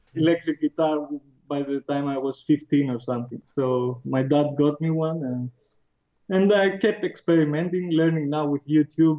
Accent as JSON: {"language": "English", "town": "Athens", "region": "Attica", "country": "Greece", "tie": "born or raised there", "said": "I grew up in Athens, uh, oh. which is the capital, and now in 2013 I moved out of Athens in the countryside"}